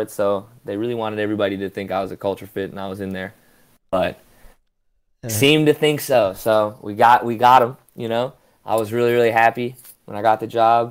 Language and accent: English; Michigan, United States; also born or lived in Florida; I was born in Florida and then grew up in Michigan, so shout out to all my Michigan people